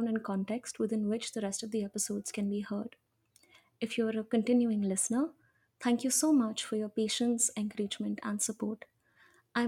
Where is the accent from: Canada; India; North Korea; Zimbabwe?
India; Hyderabad, Telangana; I'm from Hyderabad